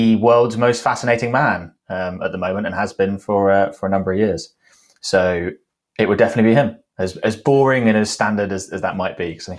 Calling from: Cheltenham, South West England, United Kingdom; Cheltenham. So for those who are not necessarily familiar with the geography of the UK, it's sort of like west, southwest England.

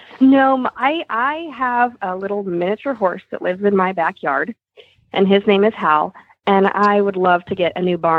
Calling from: Portland, Oregon, United States; I am from Portland, Oregon.

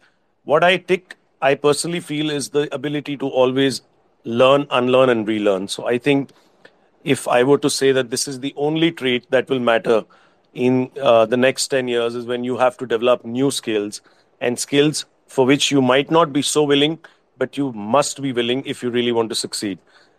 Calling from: New Delhi, Delhi, India; So I'm dialing in right now from New Delhi. That's where I'm based from.

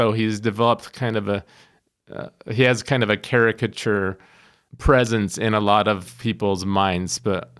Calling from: Cedar Rapids, Iowa, United States; I'm calling from Cedar Rapids, Iowa, and I'm calling on behalf of a guitar magazine called Premier Guitar.

